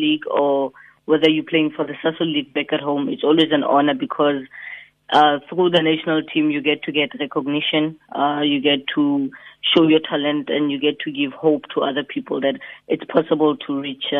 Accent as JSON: {"language": "English", "country": "South Africa", "moved": "as an adult", "lives_now": "United States", "said": "we're proudly from South Africa"}